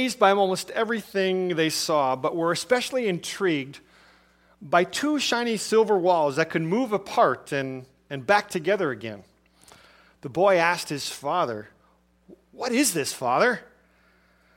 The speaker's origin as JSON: {"language": "English", "town": "Chicago", "region": "Illinois", "country": "United States", "tie": "born or raised there", "also_born_or_lived": "Milwaukee, Wisconsin / Nebraska / southeast Arizona", "moved": "as an adult", "said": "Growing up in Chicago and being in other cities"}